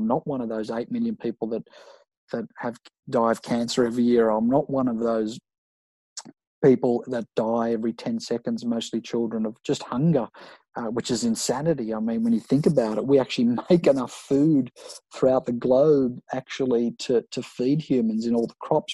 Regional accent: Sydney, New South Wales, Australia; I grew up in Maroubra

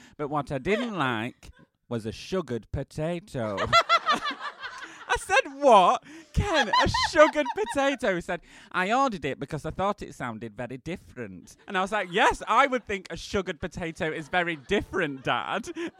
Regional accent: East Midlands, United Kingdom; now in Kentish Town, United Kingdom; I'm from Kentish Town, originally from Lincolnshire, but we'll ignore that.

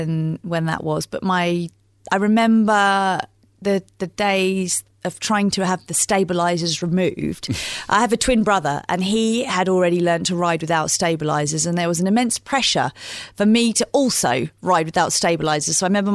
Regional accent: East of England, United Kingdom; It would be just around the country lanes of where I grew up in Bedfordshire, so through into Cambridgeshire and Hertfordshire

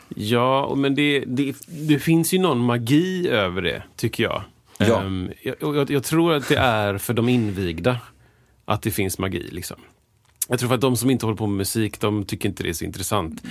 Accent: Gothenburg, Västra Götaland, Sweden; jag sjöng i kör när jag var liten i Göteborgs Gosskör

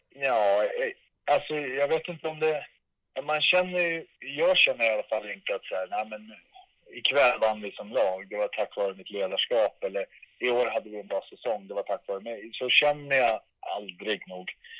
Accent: Stockholm, Stockholm County, Sweden; moved away; mitt rum i Älvsjö där jag växte upp

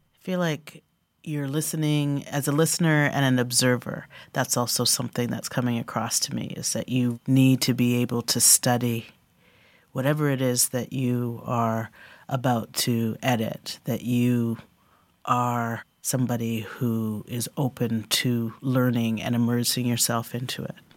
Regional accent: Canada; I grew up as a Canadian black kid in my biological white British family

